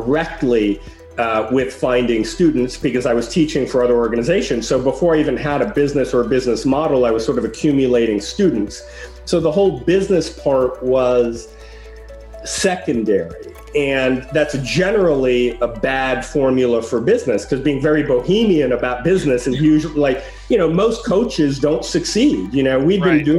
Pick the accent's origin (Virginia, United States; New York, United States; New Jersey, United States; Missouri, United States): New York, United States; New York City; also born or lived in Paris, France; You know, I grew up in Greenwich Village